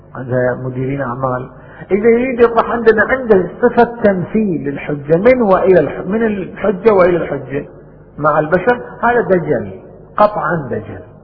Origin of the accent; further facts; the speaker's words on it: Bahrain; عندنا في البحرين